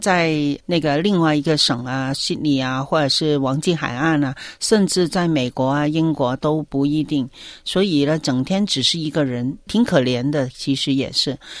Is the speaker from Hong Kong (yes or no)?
yes; Hong Kong; moved away as an adult; now in Victoria, Australia; 我们香港人做事的效率还是蛮高的